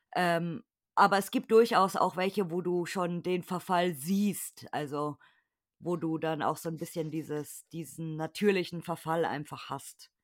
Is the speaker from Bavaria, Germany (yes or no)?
yes; Munich, Bavaria, Germany; ich komme aus München, das wissen ja meine Hörer. Okay. Ich bin, Ibina Bayer